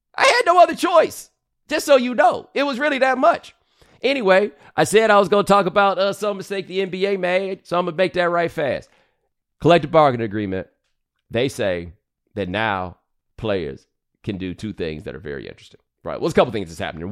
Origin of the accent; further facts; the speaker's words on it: Texas, United States; I'm from Texas